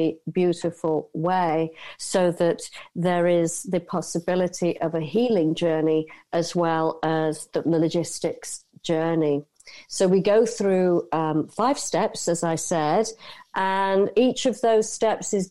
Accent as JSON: {"language": "English", "country": "United Kingdom", "tie": "born or raised there", "also_born_or_lived": "Asia", "moved": "as an adult", "said": "I'm born and raised in the United Kingdom, I spent 30 years out in Asia"}